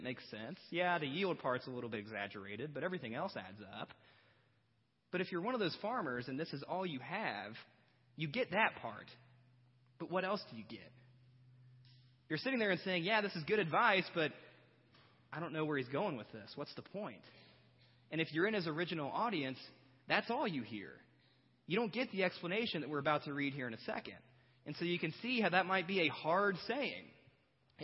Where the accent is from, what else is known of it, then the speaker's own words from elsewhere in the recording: Batesville, United States; I'm from Batesville